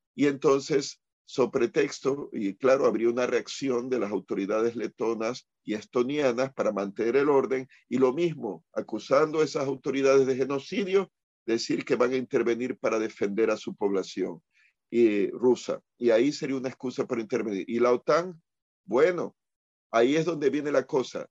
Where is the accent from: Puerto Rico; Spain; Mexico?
Puerto Rico; aquí en Puerto Rico